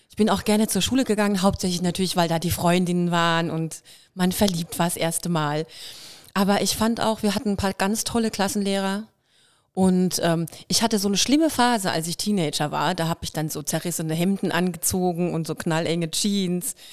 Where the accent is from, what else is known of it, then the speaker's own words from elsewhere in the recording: Kirrlach, Baden-Württemberg, Germany; accent: Kirrlach dialect; Und ich bin da angekommen mit meinem Kirlacher Dialekt